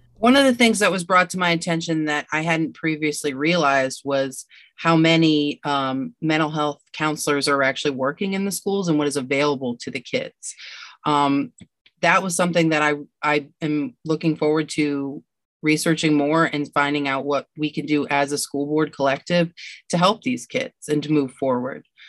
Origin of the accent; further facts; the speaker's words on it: Fairview, Pennsylvania, United States; now in Erie, United States; I grew up in Fairview, that's where I went to school